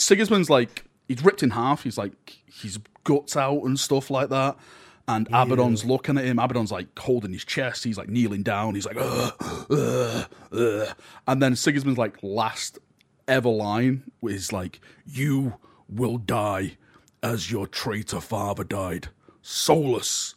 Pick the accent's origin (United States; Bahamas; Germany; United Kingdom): United Kingdom; the north of England; I'm from the Northern England. This is how we speak.